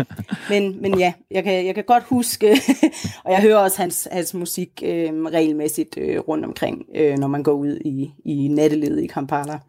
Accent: Denmark; moved away as an adult; now in Uganda

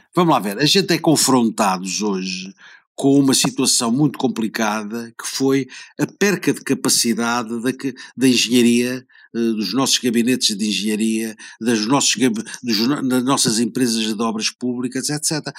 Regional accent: Portugal; eu sou português

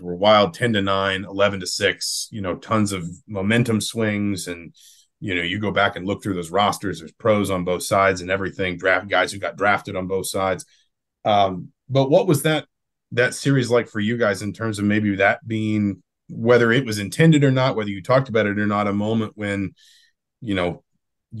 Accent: the South, United States; I grew up in the South

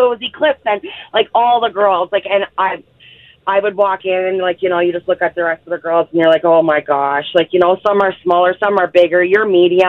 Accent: Stephenville, Newfoundland and Labrador, Canada; So I'm from Stephenville, Newfoundland.

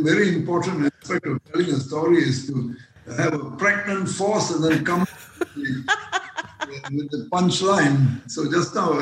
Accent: Malaysia; Although I was born and bred in this country, I speak a fair, what they call in Malayalam, Adukala Malayalam

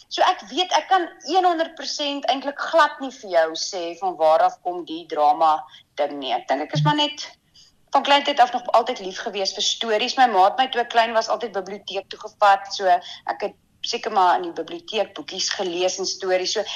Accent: Windhoek, Khomas, Namibia; also born or lived in Tsumeb / Cape Town / Pretoria / Bloemfontein; so ons is van Windhoek af Tsumep toe en van Tsumep af Kaap toe en van die Kaap af Pretoria toe, Pretoria Bloemfontein en van Bloemfontein af terug na my beet toe Windhoek toe.

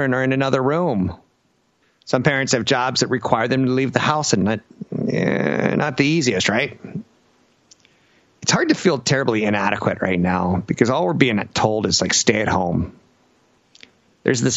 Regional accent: Louisiana, United States; I'm from Louisiana

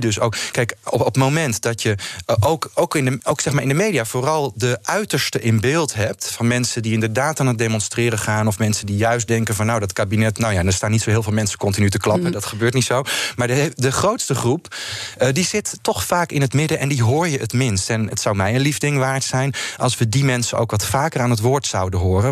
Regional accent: Netherlands; als Nederlanders

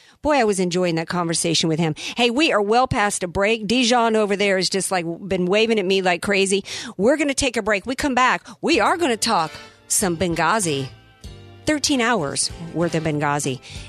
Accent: the South, United States; now in California, United States; I grew up in the South, and as a Christian down there

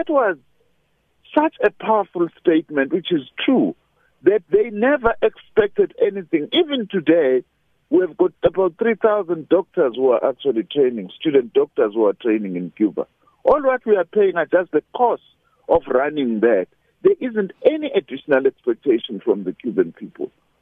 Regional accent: South Africa

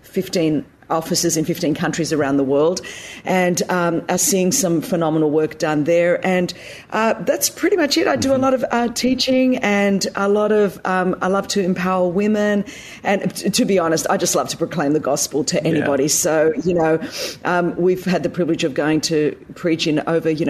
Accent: Australia; now in United States; I'm Australian

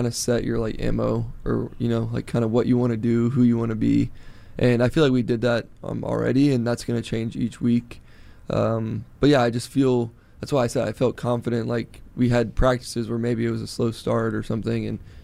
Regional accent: Florida, United States; moved away; growing up in Florida and having those, like, you know, afternoon showers

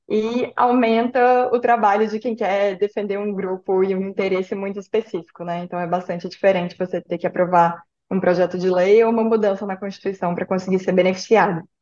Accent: Belo Horizonte, Minas Gerais, Brazil; E eu também sou de Belo Horizonte, estava ouvindo Kennedy também, achava que era a terceira maior do Brasil, viu, Kennedy?

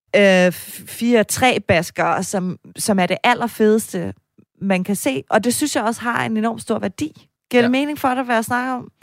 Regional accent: Denmark; Jeg var også fra Jylland

